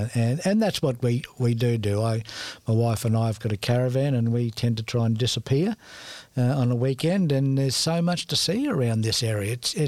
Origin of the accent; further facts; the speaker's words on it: Cairns, Queensland, Australia; So I'm born and bred in Cairns and I've got three generations in the cemetery.